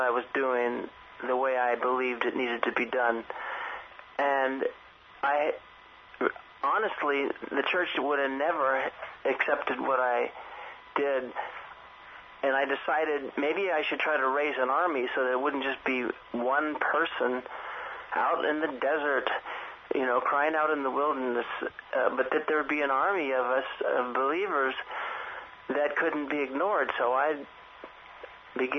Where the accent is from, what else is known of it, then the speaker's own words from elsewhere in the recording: San Francisco, California, United States; growing up in San Francisco